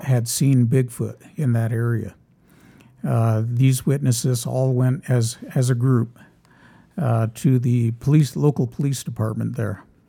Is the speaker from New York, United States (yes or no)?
no; Los Angeles, California, United States; moved away; I grew up in Los Angeles.